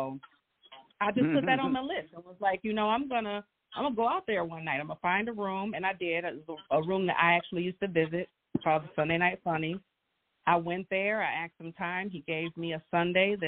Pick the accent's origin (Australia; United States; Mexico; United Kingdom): United States; Grand Rapids, Michigan; I am from Grand Rapids, born and raised.